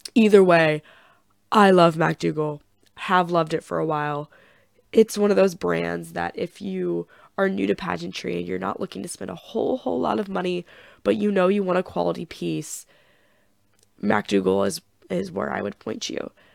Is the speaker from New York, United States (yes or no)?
no; Chillicothe, Missouri, United States; my hometown of Chillicothe, Missouri.